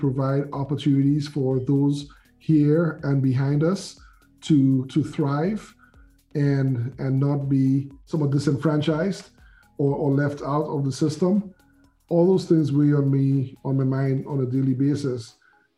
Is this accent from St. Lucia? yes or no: yes; St. Lucia; moved away; I'm originally from the Caribbean, I'm island of St. Lucia, been here around 40 years